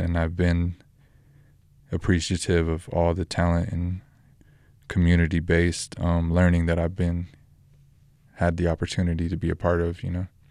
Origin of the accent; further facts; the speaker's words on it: Roswell, New Mexico, United States; also born or lived in Albuquerque, New Mexico; I'm from New Mexico, born in Roswell, lived in Albuquerque the last ten years